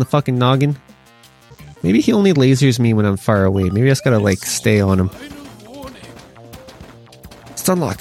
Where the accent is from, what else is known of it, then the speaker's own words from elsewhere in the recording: Canada; As a Canadian